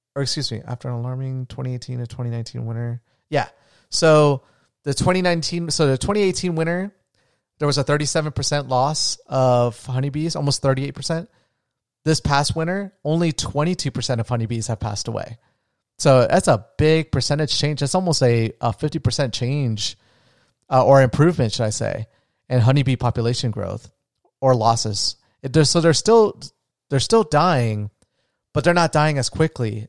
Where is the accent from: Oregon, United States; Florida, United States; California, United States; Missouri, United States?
Florida, United States; I'm from Florida